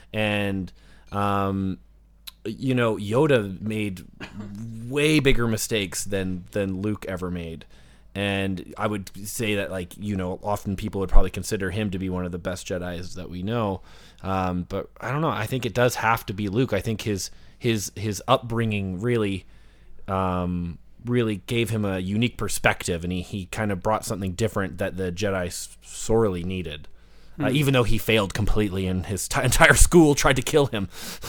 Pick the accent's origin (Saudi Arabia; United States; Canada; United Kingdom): Canada; Well, I'm like Canadian, so I'm always like I'm always a centralist on everything, right?